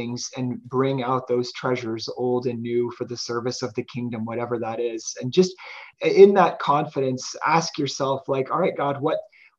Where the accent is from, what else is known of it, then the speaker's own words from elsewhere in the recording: Morton, Illinois, United States; now in Kansas, United States; Morton, Illinois, which is my hometown